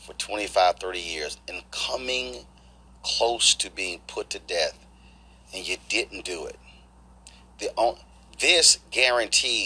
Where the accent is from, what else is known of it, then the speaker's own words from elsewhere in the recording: Texas, United States; I'm from Texas